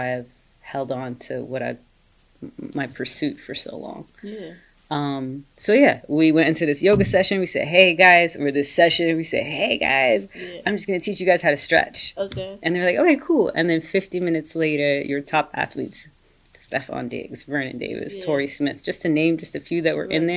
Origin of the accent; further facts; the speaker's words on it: Dubai, United Arab Emirates; moved away as an adult; also born or lived in Maryland, United States; now in United States; I was born and raised in Dubai, and I came to America actually in December of 2008.